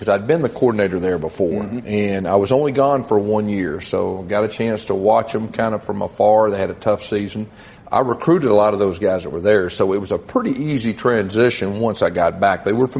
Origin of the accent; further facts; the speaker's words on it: Irving, Texas, United States; born there; I was born in Irving, and my dad lived in the Dallas Metroplex when I was growing up